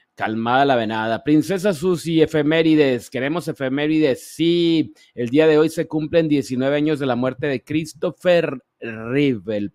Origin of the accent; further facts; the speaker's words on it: Ciudad Obregón, Sonora, Mexico; moved away; desde mi tierra, Ciudad Obregón, Sonora